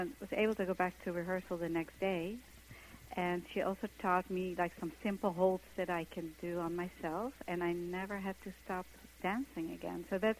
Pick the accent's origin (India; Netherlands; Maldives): Netherlands; English is a second language; now in New York, United States; I came from Holland to New York to be a dancer